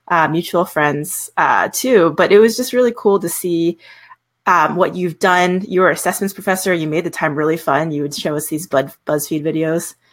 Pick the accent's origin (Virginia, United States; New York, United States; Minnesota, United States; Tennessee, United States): Virginia, United States; I'm from Virginia, I uh-huh. grew up in a specific church culture